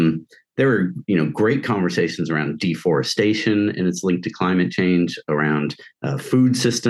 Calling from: New Haven, Connecticut, United States; I'm dialing in from New Haven, Connecticut.

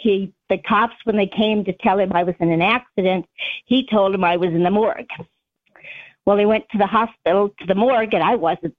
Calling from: Arizona, United States

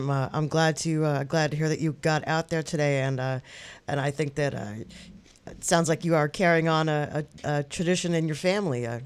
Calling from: Westchester County, New York, United States; I'm calling from Westchester County.

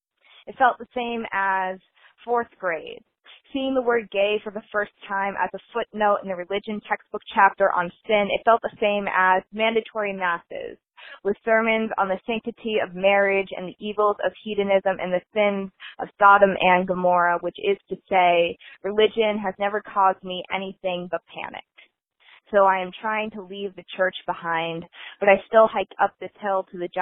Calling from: Boston, Massachusetts, United States; calling from Boston, Massachusetts

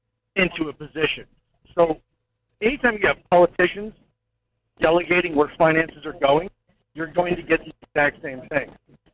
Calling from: Fairbanks, Alaska, United States; I'm calling from Fairbanks, Alaska.

